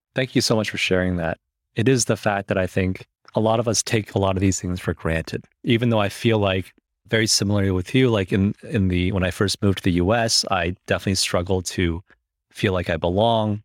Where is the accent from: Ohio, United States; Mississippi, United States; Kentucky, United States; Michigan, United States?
Michigan, United States; also born or lived in China; I was born in China, I moved to the U S when I was seven, and I moved to Michigan, which was not California.